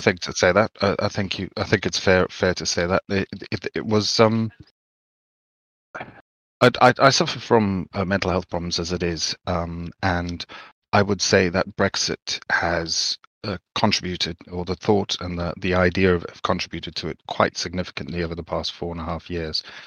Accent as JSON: {"language": "English", "country": "Zimbabwe", "tie": "born or raised there", "said": "I grew up in Zimbabwe"}